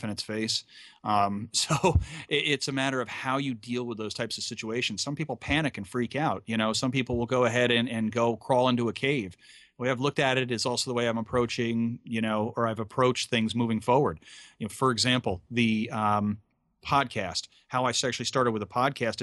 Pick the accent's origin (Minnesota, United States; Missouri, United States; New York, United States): New York, United States; Hyde Park; moved away as an adult; also born or lived in Long Beach, California; grew up in upstate New York, in High Park, New York. Actually, the home of Franklin Delano Roosevelt